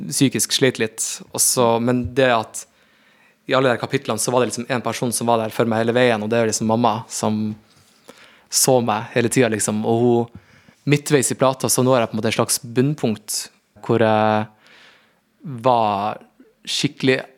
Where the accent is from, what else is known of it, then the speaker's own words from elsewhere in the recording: Northern Norway, Norway; det blir ikke like altså, med meg som en nordlending